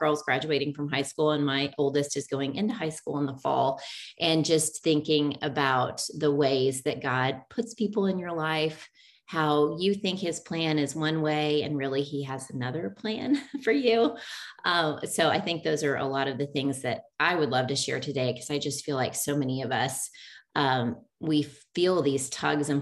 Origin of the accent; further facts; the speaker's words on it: Oklahoma, United States; also born or lived in Tulsa, Oklahoma; I grew up in Oklahoma and really small town, Oklahoma, grew up with a younger sister and a younger brother